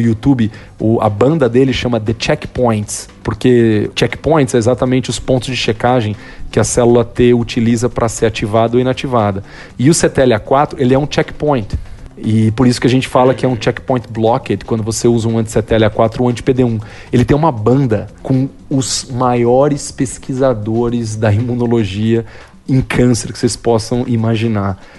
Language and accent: Portuguese; Brazil; moved away as an adult; also born or lived in São Paulo; now in United States; Eu amo o Brasil, o Brasil é meu país, eu sou muito patriota